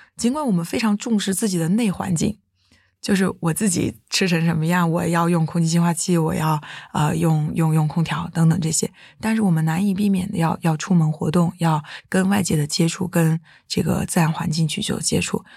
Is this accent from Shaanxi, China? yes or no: no; Jiangxi, China; now in Beijing, China; 我来自江西